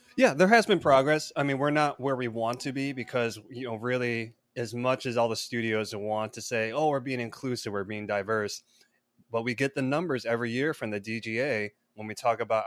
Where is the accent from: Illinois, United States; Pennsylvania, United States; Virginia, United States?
Illinois, United States; Palatine; now in Los Angeles, United States; I grew up in Palatine, Illinois, which is a northwest suburb of Chicago